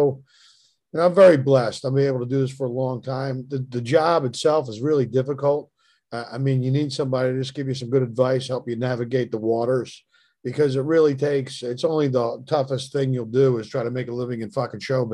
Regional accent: Philadelphia, Pennsylvania, United States; moved away; I was from Philly.

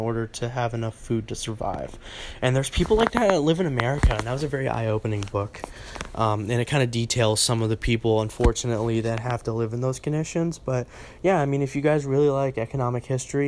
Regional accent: Raleigh, North Carolina, United States; now in Wilmington, United States; I'm from Raleigh

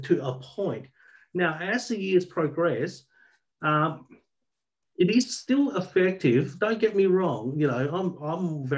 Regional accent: Albany, Western Australia, Australia; also born or lived in Southeast Asia; now in Perth, Australia; I grew up in Albany, actually, a town down south.

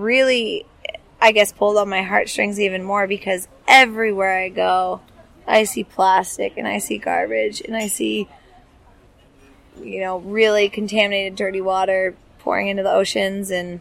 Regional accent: the Northwest, Pacific Northwest, United States; Growing up in the Northwest as a kid, I play outside every day

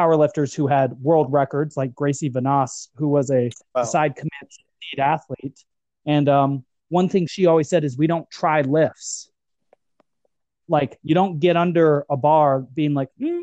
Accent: United States; As an American

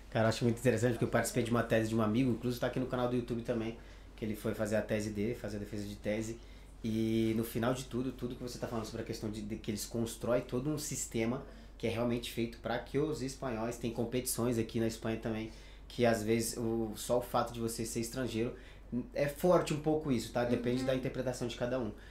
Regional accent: Pará, Brazil; moved away as an adult; also born or lived in São Paulo; now in Spain; eu sou natural do Pará, então eu faço questão de falar que sou de lá

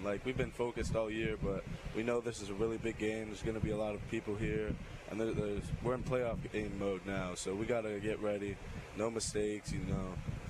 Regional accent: Canada; now in Mobile, United States; I'm from Canada. I used to play hockey.

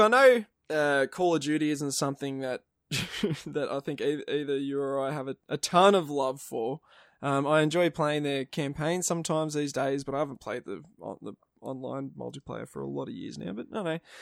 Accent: Australia

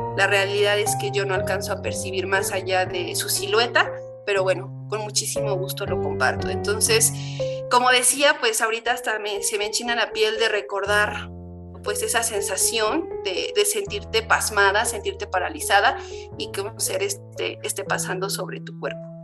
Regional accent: San Antonio la Isla, State of Mexico, Mexico; soy de San Antonio la Isla, mi papá es artesano y en la casa donde nosotros vivimos pues también vive la abuela

